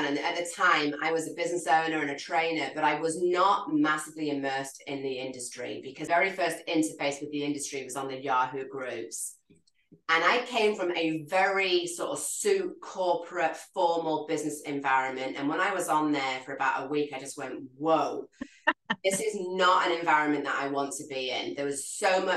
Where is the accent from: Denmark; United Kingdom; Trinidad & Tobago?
United Kingdom; England; accent: English; moved away as an adult; also born or lived in London / Hawaii; growing up in the United Kingdom